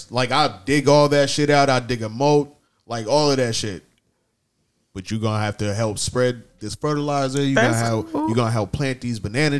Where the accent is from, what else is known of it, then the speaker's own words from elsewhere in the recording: New York, United States; I grew up in New York and shit.